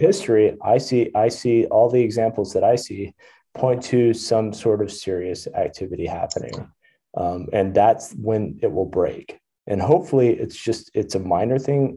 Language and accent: English; Texas, United States; I grew up in Texas